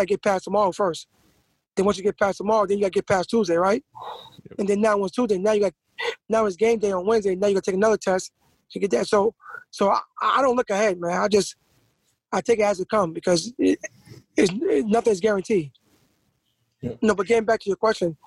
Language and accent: English; New York, United States